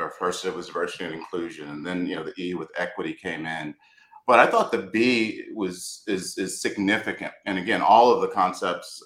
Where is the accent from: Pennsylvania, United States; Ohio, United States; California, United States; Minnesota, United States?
California, United States; Los Angeles; now in Austin, United States; I grew up in South Central LA in the 1960s